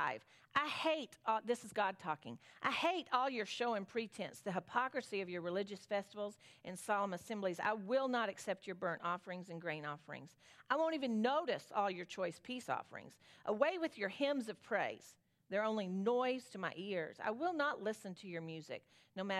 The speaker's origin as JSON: {"language": "English", "region": "Southern", "country": "United States", "accent": "Southern", "said": "My Southern accent"}